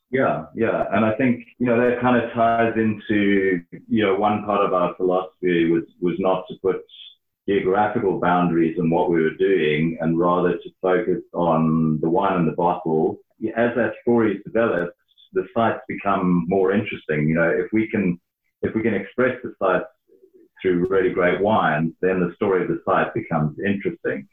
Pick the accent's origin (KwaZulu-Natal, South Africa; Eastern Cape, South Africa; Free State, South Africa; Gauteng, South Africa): Gauteng, South Africa; Johannesburg; moved away as an adult; also born or lived in Stellenbosch; I grew up in Johannesburg